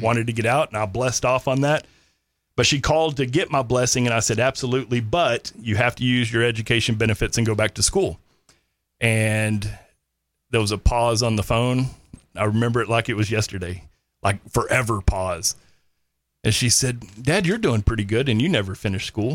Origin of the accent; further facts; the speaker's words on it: Granbury, Texas, United States; also born or lived in Kerrville, Texas; grew up North Texas, uh, graduated Granbury High School, um, lived on the Brazos River in Lake Granbury pretty much my whole life